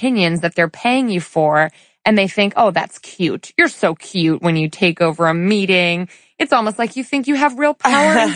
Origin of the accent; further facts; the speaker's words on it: suburban Connecticut, United States; in suburban Connecticut, where we're from, right? Where I was born and raised